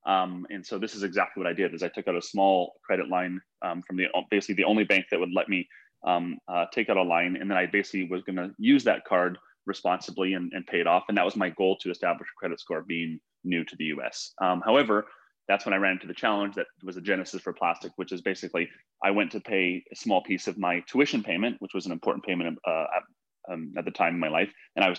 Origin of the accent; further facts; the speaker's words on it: Canada; moved away as an adult; now in United States; And what happened was I came to the US from Canada for school.